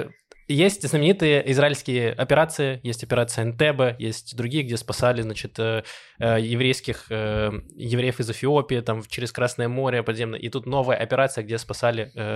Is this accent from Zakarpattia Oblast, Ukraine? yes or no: no; Donetsk, Donetsk Oblast, Ukraine; now in Israel; я из Донецка, и э, у меня родители иногда... Э, у нас там осталась недвижимость э, наша, где мы жили